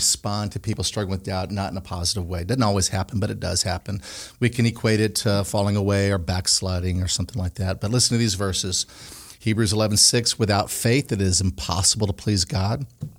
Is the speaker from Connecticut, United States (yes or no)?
yes; Connecticut, United States; also born or lived in Pine Bluff / Canada / South Korea / Colorado; I grew up in Connecticut, and I would live there longer.